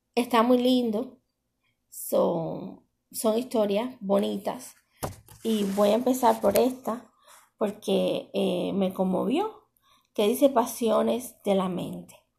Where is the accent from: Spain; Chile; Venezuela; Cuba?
Cuba; moved away; Tanto mi pueblo de Cuba